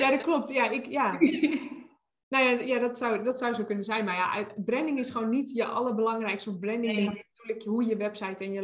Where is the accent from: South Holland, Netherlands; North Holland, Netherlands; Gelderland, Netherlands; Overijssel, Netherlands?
Gelderland, Netherlands; Nijmegen; now in Brabant, Netherlands; ik kom uit Nijmegen.